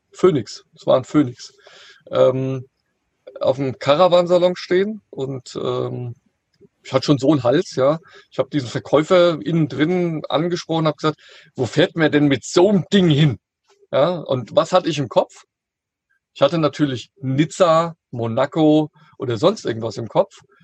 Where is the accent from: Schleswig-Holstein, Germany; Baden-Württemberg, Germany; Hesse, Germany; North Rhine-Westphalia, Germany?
Hesse, Germany; near Frankfurt; ich komme ja hier aus der Nähe von Frankfurt